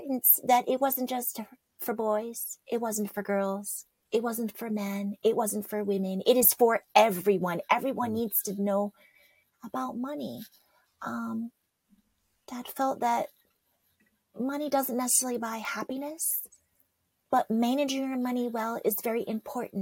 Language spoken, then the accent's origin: English; New York, United States; I was born in New York